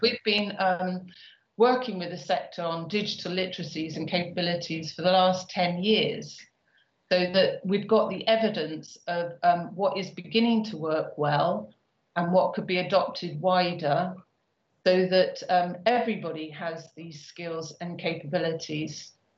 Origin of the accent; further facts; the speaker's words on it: Bristol, South West England, United Kingdom; Bristol, uh, which is my hometown